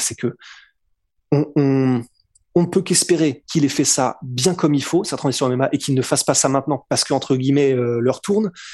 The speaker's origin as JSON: {"language": "French", "country": "France", "said": "on est français"}